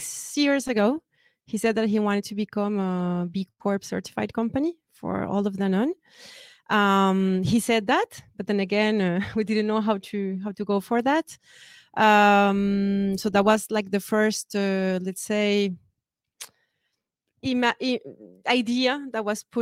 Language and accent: English; Colombia; now in France; Colombia, which is my home country